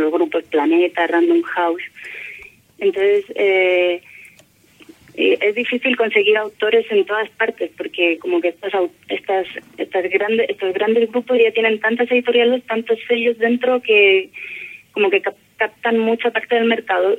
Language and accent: Spanish; Spain; moved away as an adult; now in Valparaíso, Chile; soy española